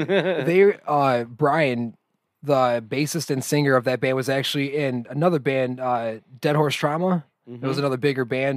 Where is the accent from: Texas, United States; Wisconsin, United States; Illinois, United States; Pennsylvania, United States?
Illinois, United States; Joliet; Carlos and I are from Joliet